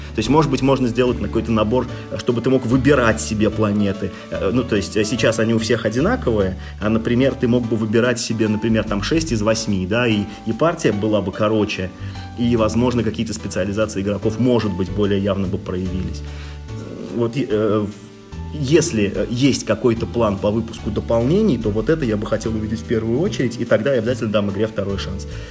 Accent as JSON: {"language": "Russian", "country": "Russia", "tie": "born or raised there", "said": "я человек, который родился в России"}